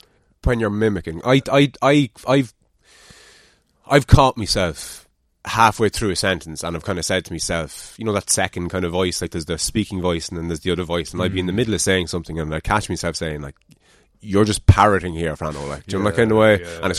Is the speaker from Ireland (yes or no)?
yes; Ireland; accent: Irish; In my accent, the Irish accent.